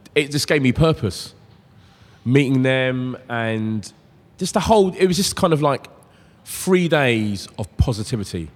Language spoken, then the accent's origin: English; London, United Kingdom; I'm growing up in South London